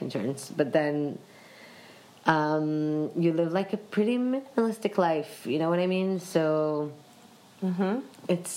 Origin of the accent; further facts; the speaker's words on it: Israel; I live in a small community called kibbutz. So it's a socialist community.